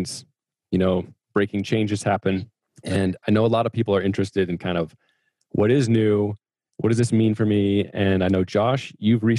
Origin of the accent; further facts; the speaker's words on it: Nebraska, United States; also born or lived in Alabama; now in Utah, United States; I grew up in Nebraska and then lived in Alabama